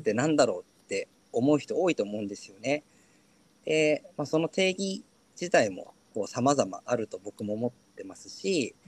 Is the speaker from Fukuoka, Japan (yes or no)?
no; Asahikawa, Hokkaido, Japan; now in Yokohama, Japan; 地元が北海道の旭川で